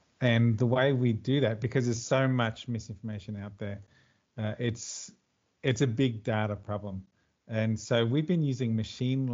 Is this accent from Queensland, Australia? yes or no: yes; Queensland, Australia; now in Melbourne, Australia; originally I'm a Queenslander too, so I lived most of my life in the Sunshine State, as we call it.